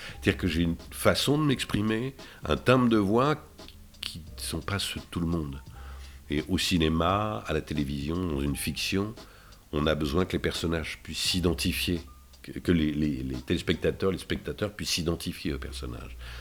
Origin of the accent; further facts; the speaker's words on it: Dijon, Bourgogne-Franche-Comté, France; moved away; ma ville natale dont je suis très fier, euh, je suis très fier parce que je suis un bourguignon dans l'âme